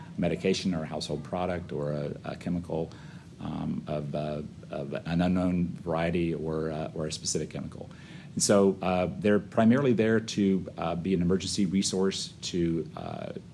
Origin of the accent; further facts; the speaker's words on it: Florida, United States; also born or lived in Omaha, Nebraska / San Diego / Louisiana; come back to my home state of Florida